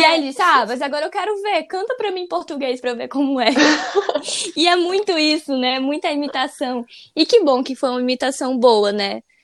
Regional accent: Northeast Region, Brazil; Eu sou nordestina

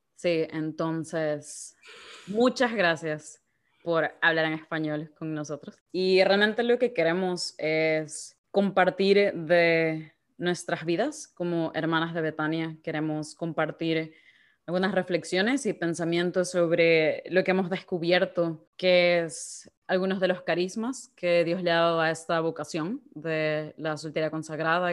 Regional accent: Guayaquil, Guayas, Ecuador; moved away as an adult; also born or lived in Belfast; de Guayaquil, Ecuador.

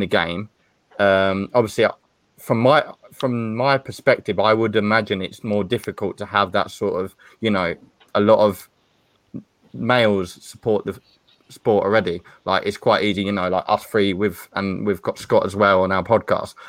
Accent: Stevenage, East of England, United Kingdom; I'm from Hertfordshire, Stevenage, and I support Stevenage League Two

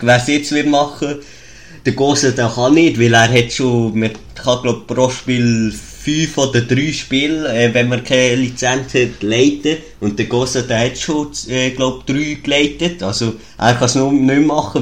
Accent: Switzerland; accent: Swiss German; ich rede Schweizerdeutsch

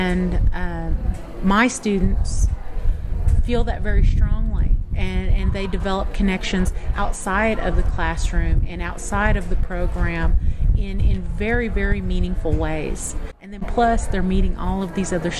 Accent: Oklahoma, United States; also born or lived in Tahlequah, Oklahoma; I grew up around the Bayan area

